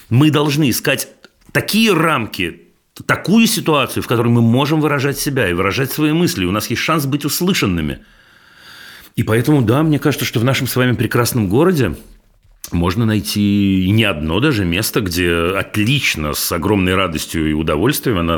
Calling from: Saint Petersburg, Russia; Здравствуйте … Я из Санкт-Петербурга.

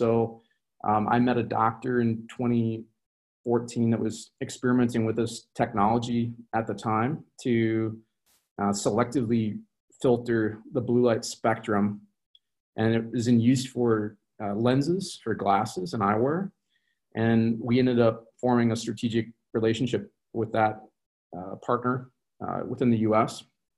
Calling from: Minneapolis, Minnesota, United States; So I'm from Minneapolis. I'm calling from Minneapolis, Minnesota in the U.S.

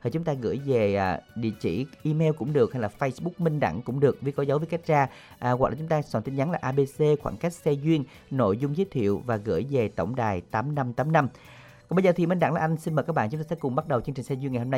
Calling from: Mỏ Cày Nam, Bến Tre, Vietnam; ở ờ, bên Mỏ Cài Nam.

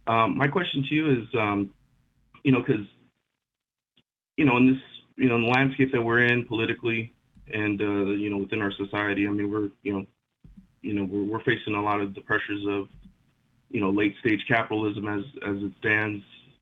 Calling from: California, United States; from Southern California.

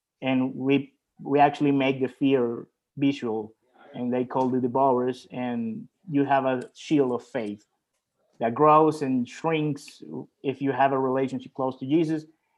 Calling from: El Salvador; is a studio that actually is in Central America. I'm talking from El Salvador.

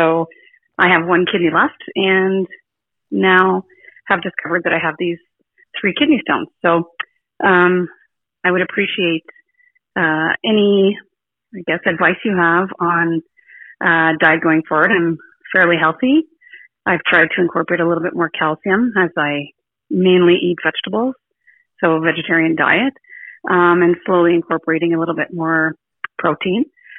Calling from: Ottawa, Ontario, Canada; I'm calling from Ottawa, Canada.

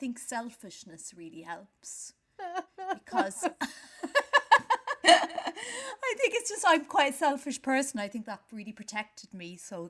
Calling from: London, United Kingdom; Long time listener, first time caller from Paddington.

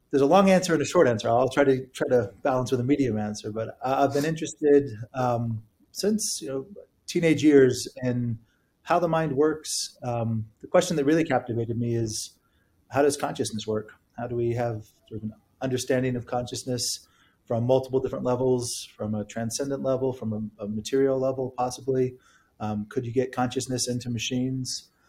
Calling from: Princeton, New Jersey, United States; I'm calling in from my office in Princeton, Princeton, New Jersey.

